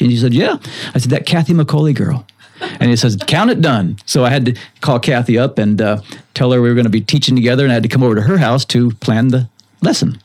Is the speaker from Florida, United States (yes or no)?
yes; South Florida coast, United States; also born or lived in Illinois; I was a a good surfer growing up on the South Florida coast